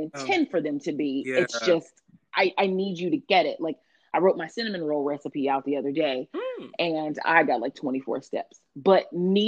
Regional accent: Texas, United States; moved away; also born or lived in DMV (Washington metropolitan area); I am from the South, originally from Texas

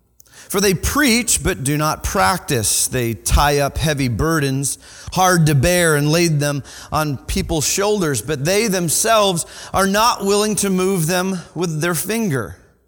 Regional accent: Michigan, United States; I am actually from Michigan. Anybody from Michigan? I mean, Michigan's pretty cool.

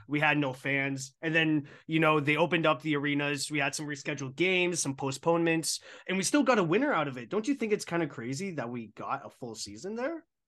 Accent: Burlington, Ontario, Canada; Growing up in Burlington, which is actually my hometown

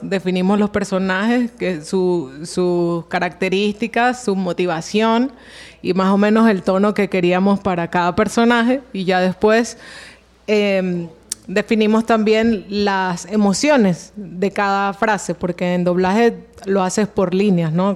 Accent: Venezuela; now in Colombia; yo soy de Venezuela

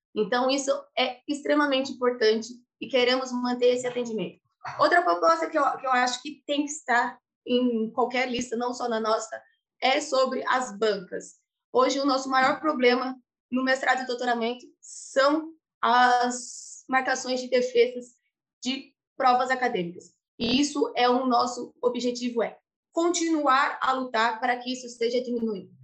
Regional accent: Brazil; also born or lived in Italy; now in Lisbon, Portugal; nós brasileiros

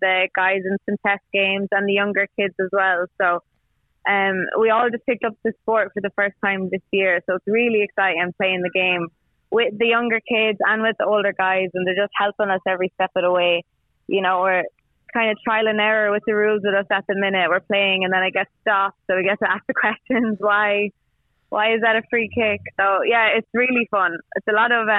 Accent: Ireland; moved away as an adult; now in Thailand; I'm Irish. I've been playing Gaelic football since I'm about 6 years of age

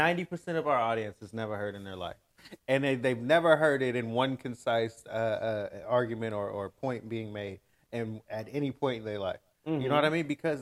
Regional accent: United States; as an American who came up

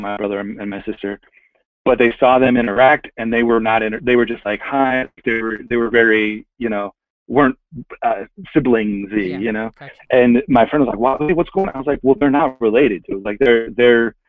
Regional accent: San Jose, California, United States; moved away as an adult; also born or lived in Hayward, California; now in Los Angeles, United States; I grew up living in San Jose.

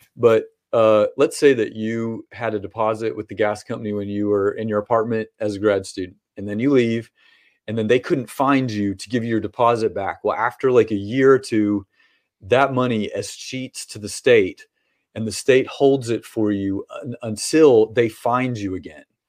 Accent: Lexington, Kentucky, United States; I was born and br, uh, bred, you know, here in Kentucky and raised here

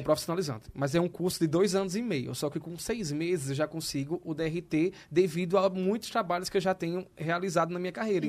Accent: Maceió, Alagoas, Brazil; now in São Paulo, Brazil; eu venho do Nordeste, de Maceió

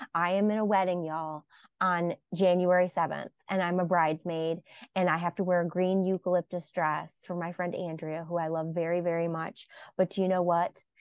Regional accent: Buffalo, New York, United States; moved away; I'm from Buffalo originally

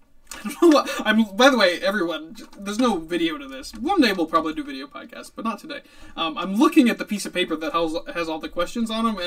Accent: Newtown, Connecticut, United States; also born or lived in Bethel, Connecticut; this town is everything I've ever known

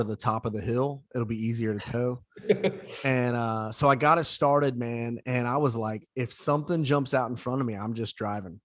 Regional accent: Southeast Indiana, United States; growing up in Southeast Indiana

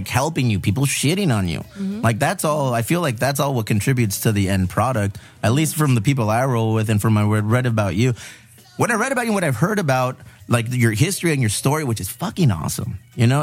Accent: San Diego, California, United States; all the culture that we were raised with here in San Diego

